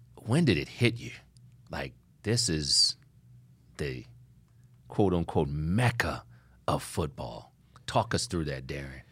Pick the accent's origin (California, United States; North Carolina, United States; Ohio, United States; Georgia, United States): Ohio, United States; I'm from Ohio